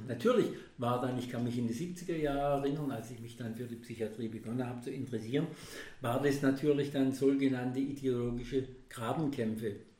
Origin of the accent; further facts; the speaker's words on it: Germany; bei uns in Deutschland